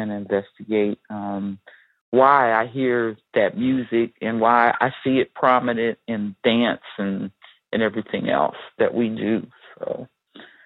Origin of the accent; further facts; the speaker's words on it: Steubenville, Ohio, United States; now in Detroit, United States; I'm originally from Steubenville, Ohio